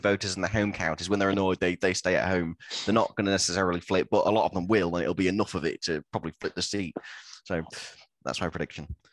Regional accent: Lincoln, East Midlands, United Kingdom; I'm from Lincoln, which is a, a, seat that doesn't get talked about much.

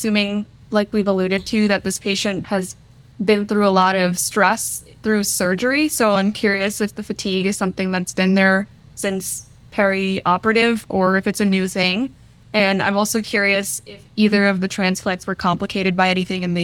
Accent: Bridgewater, New Jersey, United States; moved away; I'm originally from Bridgewater, New Jersey

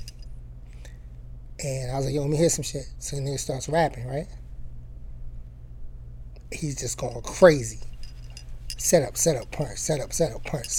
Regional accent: New York City, New York, United States; I'm from Queens, and I grew up around like DJ Clue.

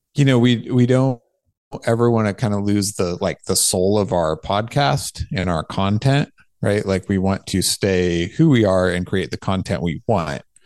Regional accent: California, United States; also born or lived in Santa Barbara, California; I built my house where I grew up, um, outside of town in the country, Oak Woodland

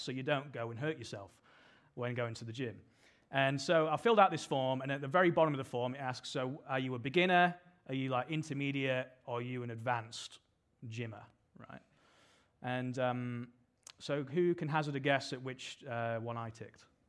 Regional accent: United Kingdom; now in Sydney, Australia; as you can probably tell from my accent, I'm from the U K

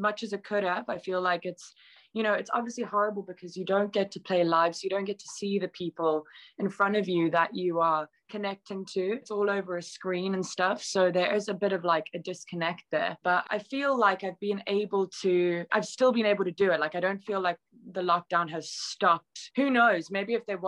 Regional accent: South Africa; moved away; I grew up in South Africa

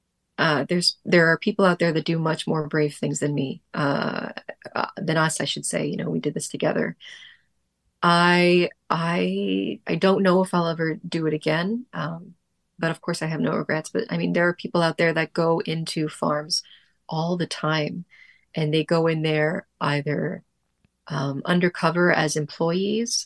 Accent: Ottawa, Ontario, Canada; now in Montreal, Canada; I'm from Ottawa originally

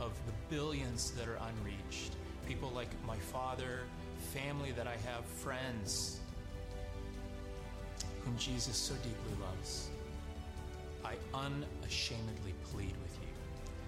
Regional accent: Saudi Arabia; I'm from the Kingdom of Saudi Arabia

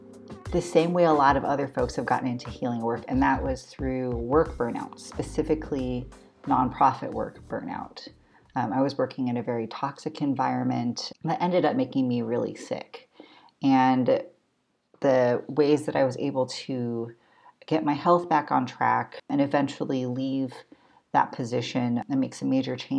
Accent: Baltimore, Maryland, United States; My ancestry is mostly Tagalog and some Chinoy, but I was raised here on Turtle Island.

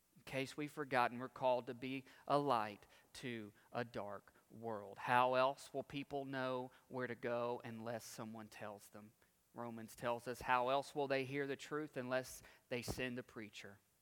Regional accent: United States; as American Christians

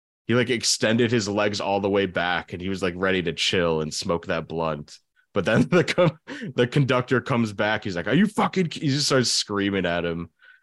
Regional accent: Boston, Massachusetts, United States; I'm from Boston.

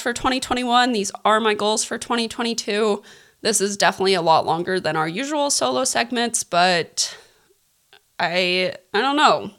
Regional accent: Kansas, United States; now in California, United States; I live in California. We're all from Kansas, so my mom still lives in Kansas

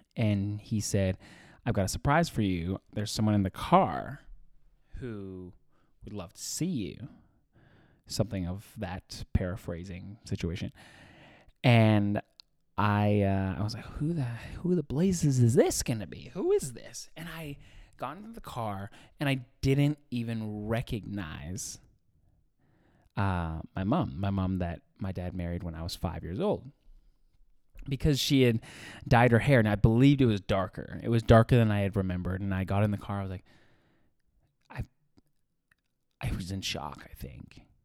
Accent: Edmonton, Alberta, Canada; born or raised there; moved away

